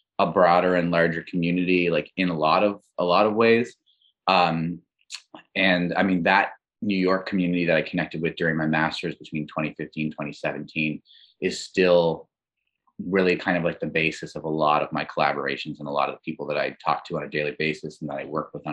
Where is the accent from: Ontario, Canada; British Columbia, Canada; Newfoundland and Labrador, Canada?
Newfoundland and Labrador, Canada; Labrador City; moved away; also born or lived in St. John's / Montreal; I'm originally from Labrador City or Labrador West in Newfoundland, Labrador.